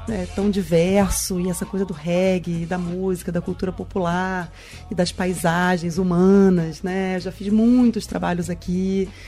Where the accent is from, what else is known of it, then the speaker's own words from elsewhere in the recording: Rio de Janeiro, Brazil; a gente está fazendo uma modalidade intensiva porque eu sou do Rio, né?